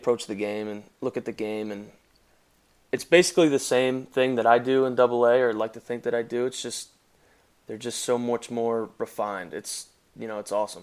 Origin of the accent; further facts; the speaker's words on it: Philadelphia, Pennsylvania, United States; I'm from Philadelphia